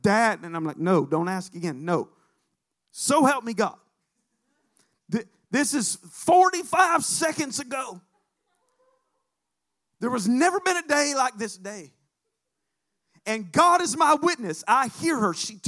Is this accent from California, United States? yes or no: no; Alabama, United States; moved away; I'm from Alabama